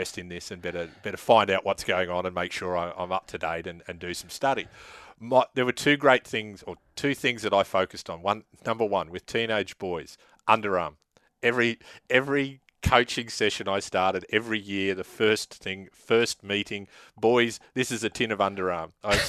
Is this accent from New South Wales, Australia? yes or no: no; Laidley, Queensland, Australia; I grew up out in Laidley in the 70s.